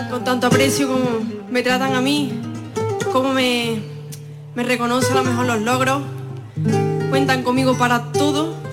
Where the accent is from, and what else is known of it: Fuente Palmera, Andalusia, Spain